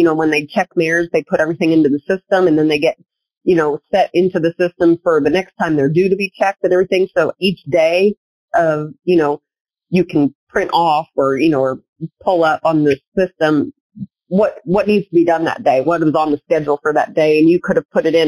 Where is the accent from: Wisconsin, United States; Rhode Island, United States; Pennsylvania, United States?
Pennsylvania, United States; moved away; growing up in Pennsylvania